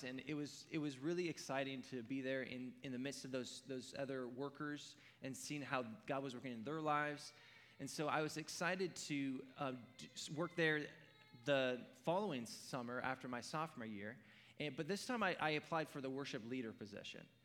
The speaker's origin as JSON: {"language": "English", "region": "Oregon", "country": "United States", "tie": "born or raised there", "said": "I grew up in Oregon"}